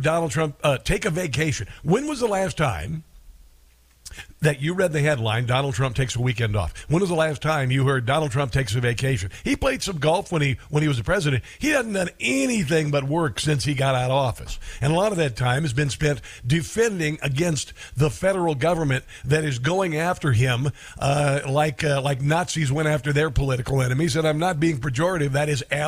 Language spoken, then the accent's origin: English; Iowa, United States; growing up there. About growing up in Iowa